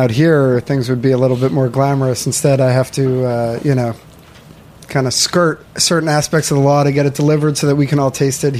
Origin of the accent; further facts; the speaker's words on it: Chappaqua, New York, United States; I grew up in the suburbs just north of the city in Chappaqua, small town.